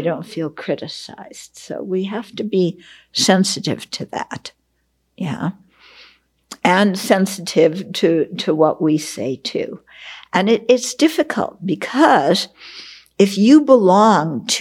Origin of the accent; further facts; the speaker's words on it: West Coast, United States; I grew up on the West Coast